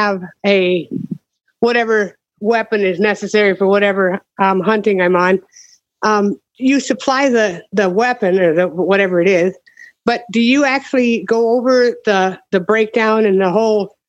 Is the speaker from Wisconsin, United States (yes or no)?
yes; Wisconsin, United States; now in Missouri, United States; I am actually originally from Wisconsin, and I'm down here in Missouri